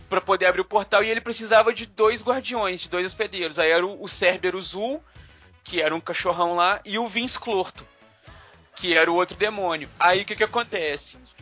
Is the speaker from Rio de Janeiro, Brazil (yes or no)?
no; Carandaí, Minas Gerais, Brazil; Lá na minha cidade, lá em Carandaí, onde eu, onde eu fui criado quando eu era criança